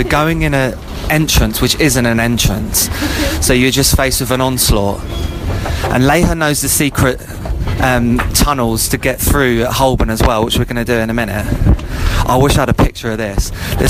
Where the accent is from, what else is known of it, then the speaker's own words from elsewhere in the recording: Ireland; No, I'm not blonde. I'm Irish.